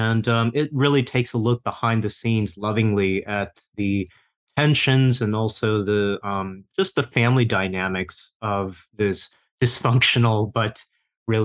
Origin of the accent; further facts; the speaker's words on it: Taiwan; moved away; I grew up mostly in Taiwan myself